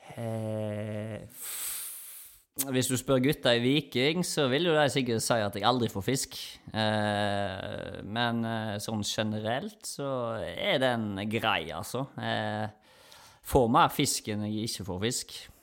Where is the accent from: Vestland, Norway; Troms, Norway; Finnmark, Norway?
Vestland, Norway; Omvikedal; moved away as an adult; now in Stavanger, Norway; den lokale elva hjemme i Omvikedal